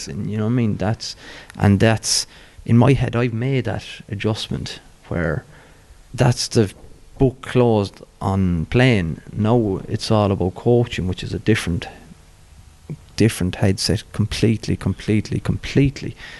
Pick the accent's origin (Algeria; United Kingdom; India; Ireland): Ireland; Cork, Munster; growing up in Bishopstown